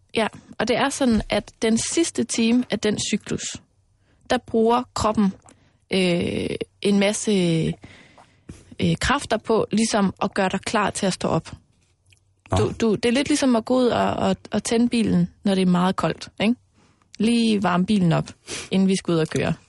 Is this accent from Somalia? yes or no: no; Mols, Central Denmark Region, Denmark; moved away; also born or lived in Aarhus; jeg er jo vokset op ude på Mols, hvor der er rigtig, rigtig meget live-rollespil